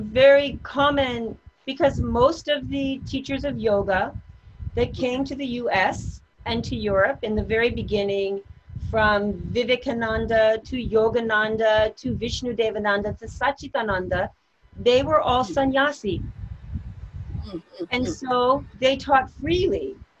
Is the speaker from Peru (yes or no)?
no; Japan; now in New York, United States; I grew up in Japan.